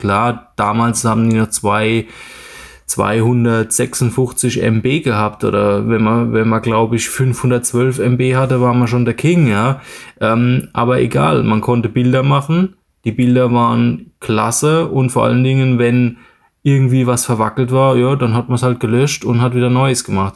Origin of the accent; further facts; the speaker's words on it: Mannheim, Baden-Württemberg, Germany; geboren bin ich in Mannheim und lebe dort auch in der Nähe